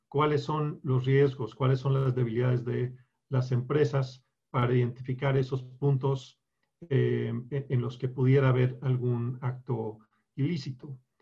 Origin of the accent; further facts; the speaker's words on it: Colombia; also born or lived in Bogotá, Colombia / Bucaramanga, Colombia / Chicago, United States; now in Mexico; me crié en, en Colombia, en Bogotá y en Bucaramanga